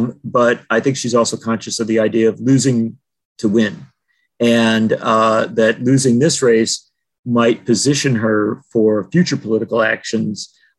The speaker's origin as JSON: {"language": "English", "town": "Madison", "region": "Wisconsin", "country": "United States", "tie": "born or raised there", "said": "Liz Cheney was born in Madison, Wisconsin, my hometown"}